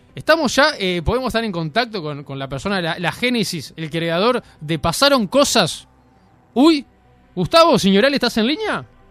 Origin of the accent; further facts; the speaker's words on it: Uruguay; nosotros como uruguayos